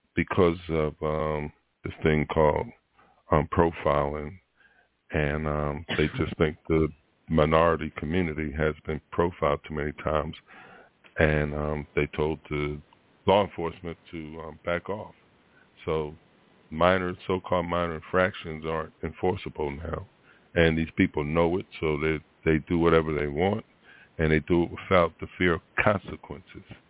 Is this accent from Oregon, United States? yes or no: no; Philadelphia, Pennsylvania, United States; moved away; that's my hometown, um, my birthplace